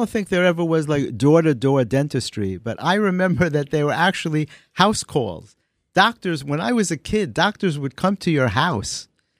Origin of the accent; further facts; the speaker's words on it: New York City, New York, United States; I grew up in the Bronx, when the Bronx was a really nice place to live.